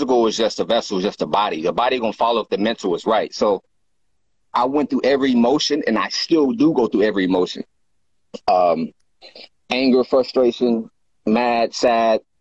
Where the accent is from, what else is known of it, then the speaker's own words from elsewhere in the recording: Oklahoma, United States; moved away as an adult; now in California, United States; I'm originally from Oklahoma. I moved to California in 2006.